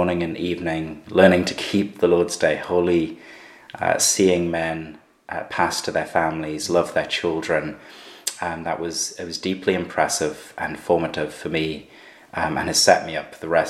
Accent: Gateshead, North East England, United Kingdom; also born or lived in Sunderland; I was born in Sunderland, where I'm now planting the church, brought up in Gateshead

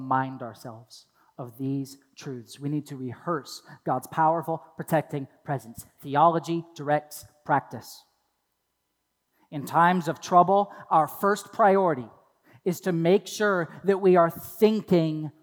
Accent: Toledo, Ohio, United States; I grew up in Toledo, Ohio

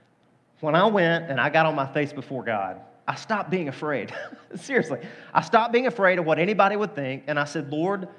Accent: Deep South, United States; The culture I grew up in the Deep South.

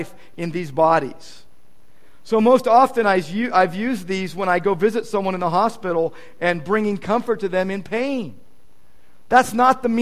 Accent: United States; American Christians

